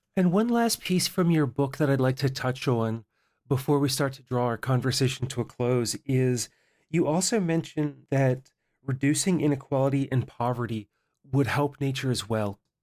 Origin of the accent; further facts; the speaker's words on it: mid-Atlantic, Appalachia, United States; I grew up in Appalachia in the mid Atlantic here in the United States